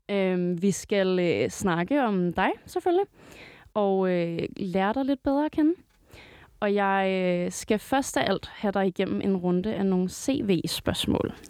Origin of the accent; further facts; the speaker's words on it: Greve, Zealand, Denmark; jeg- jeg er fra Greve, Sjælland